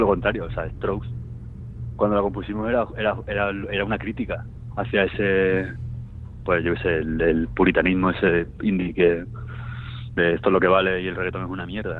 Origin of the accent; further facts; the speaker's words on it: Seville, Andalusia, Spain; soy de Sevilla